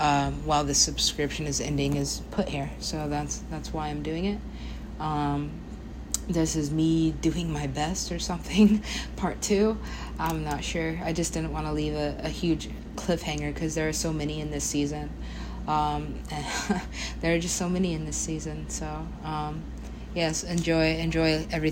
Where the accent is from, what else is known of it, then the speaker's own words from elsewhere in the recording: United States; I am an American